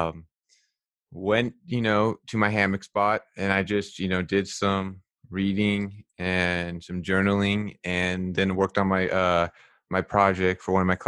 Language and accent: English; Sacramento, California, United States; we're both from Sacramento